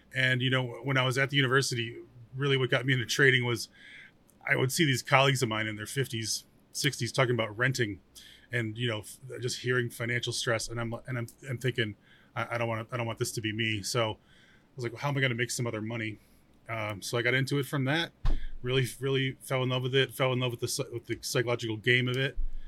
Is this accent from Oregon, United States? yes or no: no; New York, United States; I'm from New York. I'm from the Northeast in New York.